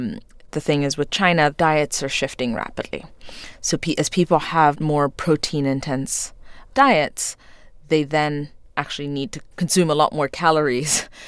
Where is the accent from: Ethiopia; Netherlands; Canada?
Ethiopia; I grew up in Ethiopia in the 80s. During the famine, at a time when you had a communist government that rationed food. And I was lucky to come from a family where we got to eat.